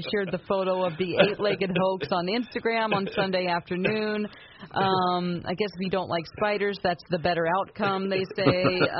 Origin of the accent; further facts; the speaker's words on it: Southwest Missouri, United States; moved away; I'm from Southwest Missouri.